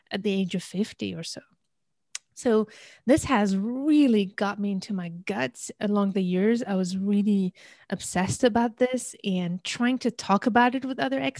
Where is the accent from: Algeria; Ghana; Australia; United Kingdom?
Algeria; also born or lived in India; I originally come from Algeria, I was born in India and raised in many countries, just to make it short, right?